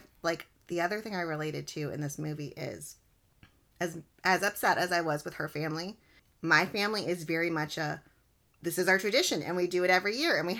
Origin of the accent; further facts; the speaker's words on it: Texas, United States; I'm from Texas, and people from Texas love Texas.